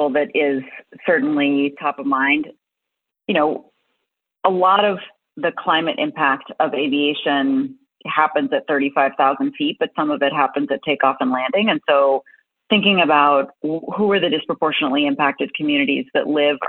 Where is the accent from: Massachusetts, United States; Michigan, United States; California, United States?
Massachusetts, United States; Boston; I grew up in Boston.